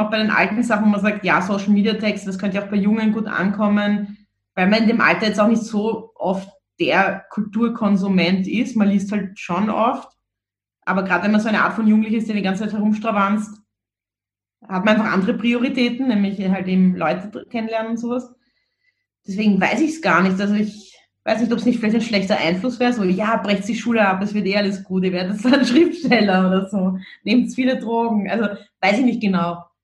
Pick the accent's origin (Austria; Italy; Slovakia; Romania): Austria; Vienna; weil das auch so ein recht unverblümter, unbeschönigender Humor war, mit dem man irgendwie so aufgewachsen ist in Wien